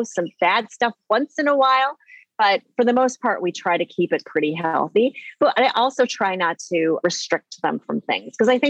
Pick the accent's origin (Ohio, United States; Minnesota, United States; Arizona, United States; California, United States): Minnesota, United States; Minneapolis; I'm from Minneapolis